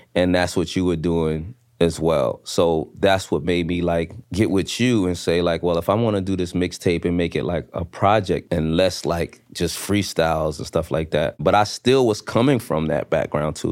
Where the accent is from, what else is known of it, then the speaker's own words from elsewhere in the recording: New York City, New York, United States; I'm coming from Brooklyn, the hood